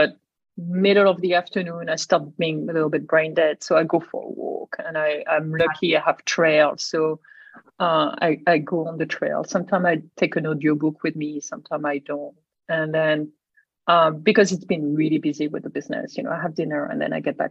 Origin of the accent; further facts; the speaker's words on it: Brittany, France; moved away as an adult; also born or lived in Singapore / Shanghai / San Diego / Boston; I grew up in Brittany by the ocean.